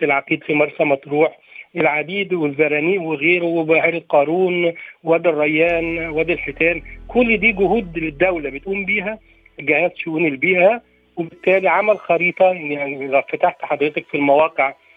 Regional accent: Egypt; احنا عندنا في مصر

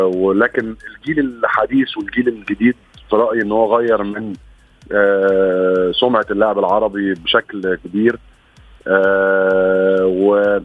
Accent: Egypt; عندنا في مصر

